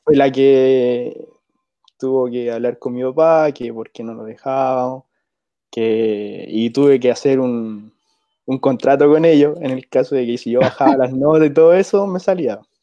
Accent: Rancagua, O'Higgins, Chile; yo soy de acá de Rancagua

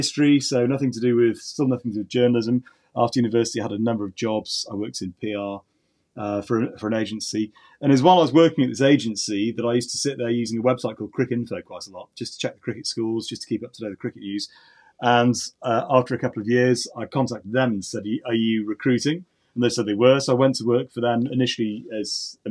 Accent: the Northwest, North West England, United Kingdom; now in Northampton, United Kingdom; I grew up in the Northwest

